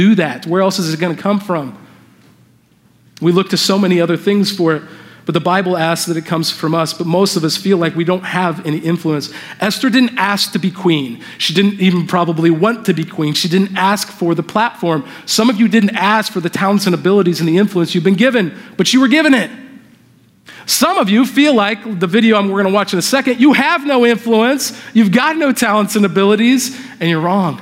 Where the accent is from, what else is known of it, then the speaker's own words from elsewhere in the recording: Indiana, United States; moved away as an adult; also born or lived in Southern California; I grew up in Indiana, my wife's from Southern California, I was living out there for the last 7 years